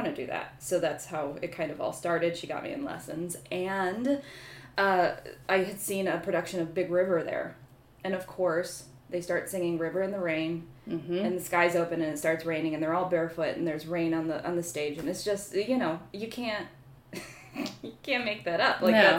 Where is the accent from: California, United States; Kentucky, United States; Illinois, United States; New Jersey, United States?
Illinois, United States; Rockton; I am originally from Rockton, Illinois, which is a little town on the northern border of Illinois and Wisconsin.